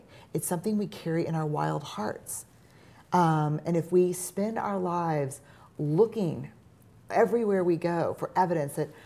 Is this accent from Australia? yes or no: no; New Orleans, Louisiana, United States; Growing up in New Orleans